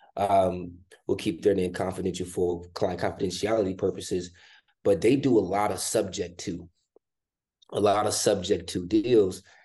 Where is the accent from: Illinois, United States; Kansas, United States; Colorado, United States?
Illinois, United States; Chicago; born and raised in Chicago, Illinois